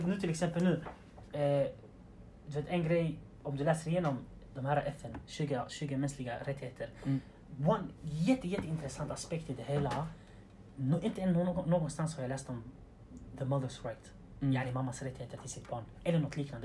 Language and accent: Swedish; Sweden; nu i det svenska samhället, där vi är födda och uppväxta